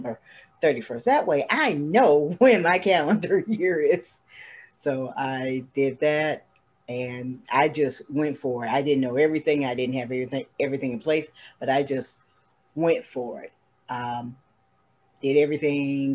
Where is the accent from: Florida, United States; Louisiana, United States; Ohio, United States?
Ohio, United States; Toledo; my hometown, Toledo, Ohio